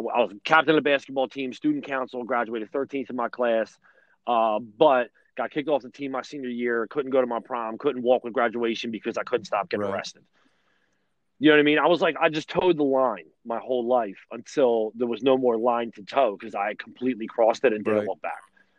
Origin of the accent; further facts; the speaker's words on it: Delaware County, near Philadelphia, Pennsylvania, United States; I grew up in Delaware County. I grew up in the shadows of the Philadelphia airport. You can't live no closer to the airport than I grew up.